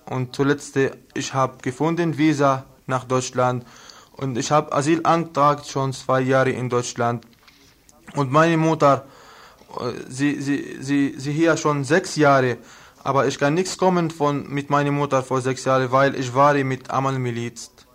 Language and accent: German; Lebanon; German is a second language; now in Germany